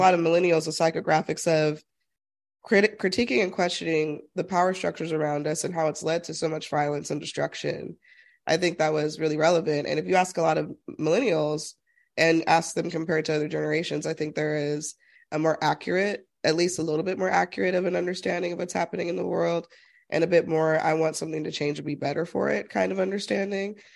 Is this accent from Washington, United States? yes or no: no; Utah, United States; growing up in Utah as an extreme minority.